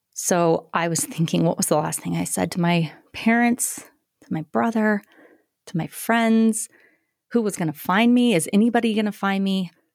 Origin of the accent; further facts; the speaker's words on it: Greeley, Colorado, United States; grew up in Greeley, Colorado